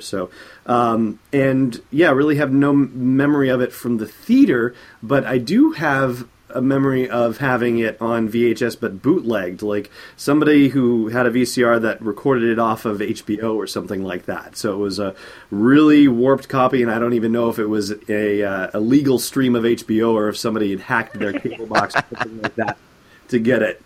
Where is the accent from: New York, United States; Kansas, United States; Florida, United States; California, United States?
California, United States; Southern; I grew up in Southern California